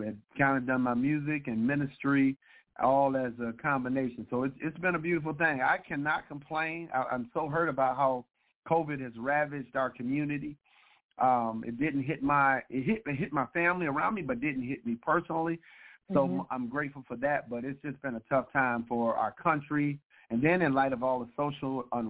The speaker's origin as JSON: {"language": "English", "town": "Detroit", "region": "Michigan", "country": "United States", "tie": "born or raised there", "also_born_or_lived": "Kentucky", "lives_now": "Sterling Heights, United States", "said": "born and raised in Detroit, Michigan."}